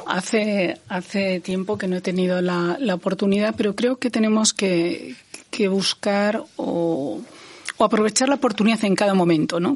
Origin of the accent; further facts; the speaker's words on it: Ourense, Galicia, Spain; yo he nacido en Galicia, yo he nacido en Orense